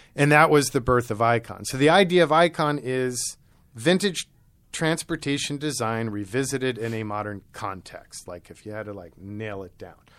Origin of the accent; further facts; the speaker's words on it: New York City, New York, United States; also born or lived in rural Maryland; Maryland and then New York City. And it was our move to New York City when I was eight that opened my eye. I was in rural Maryland on a farm